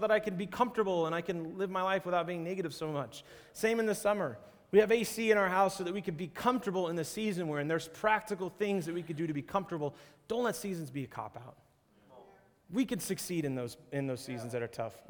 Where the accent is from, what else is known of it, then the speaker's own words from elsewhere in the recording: Seattle, Washington, United States; moved away; also born or lived in Arizona; I grew up in Seattle and then I spent a little bit of time in Arizona